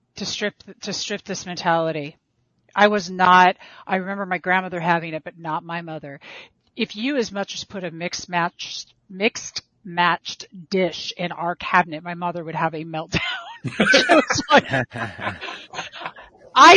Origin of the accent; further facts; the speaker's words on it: Diamond Bar, California, United States; I was brought up in Diamond Bar, California